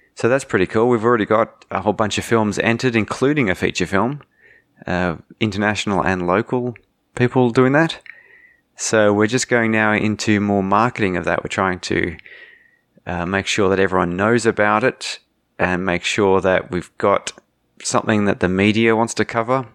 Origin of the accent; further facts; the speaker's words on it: Australia; also born or lived in Germany; I was born in Germany. Two Australian parents